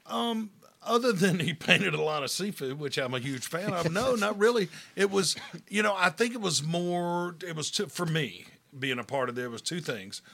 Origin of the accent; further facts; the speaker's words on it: Hattiesburg, Mississippi, United States; I'm from Hattiesburg